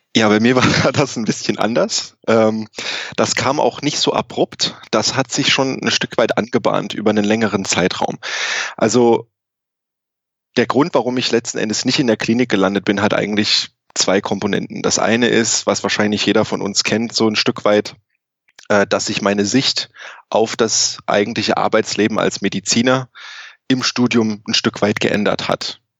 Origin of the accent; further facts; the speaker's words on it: Saarland, Germany; moved away as an adult; also born or lived in Thuringia / Hanover; now in Canada; Ich bin aber gebürtig aus Deutschland, also eigentlich aus dem, der ehemaligen DDR. Äh, ich komme aus Thüringen und bin im Saarland aufgewachsen